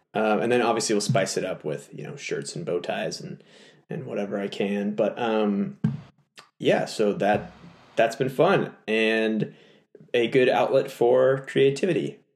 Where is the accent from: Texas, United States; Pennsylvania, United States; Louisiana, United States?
Texas, United States; moved away; my home state that's of right. Texas